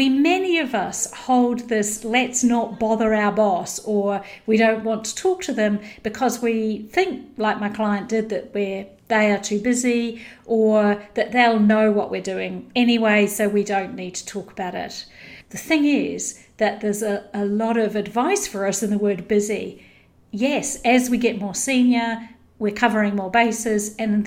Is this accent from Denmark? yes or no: no; New Zealand; I grew up in New Zealand